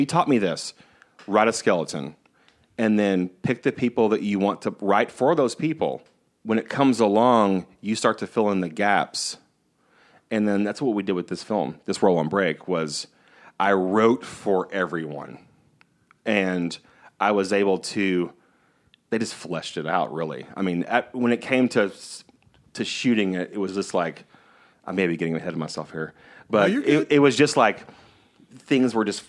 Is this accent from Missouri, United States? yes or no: yes; Missouri, United States; Growing up in the Boot Hill of Missouri, Texas, Mississippi, the only way to be close to like film or be close to acting was just to be an actor.